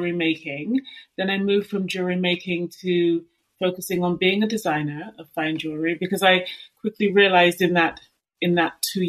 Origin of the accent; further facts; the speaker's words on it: London, United Kingdom; I was born and raised in London